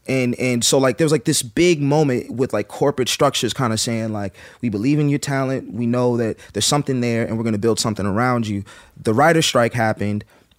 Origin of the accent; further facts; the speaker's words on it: Brooklyn, New York, United States; I'm really from Brooklyn.